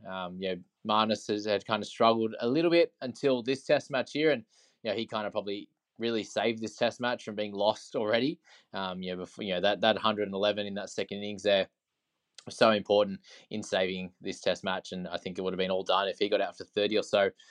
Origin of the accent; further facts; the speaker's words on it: Australia; as an Australian